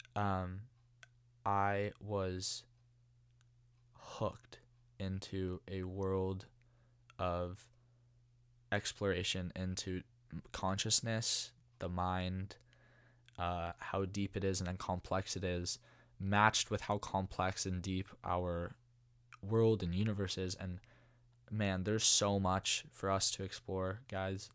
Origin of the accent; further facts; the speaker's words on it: Walnut Creek, California, United States; I'm from Walnut Creek originally. Um, born and raised, went to De La Salle.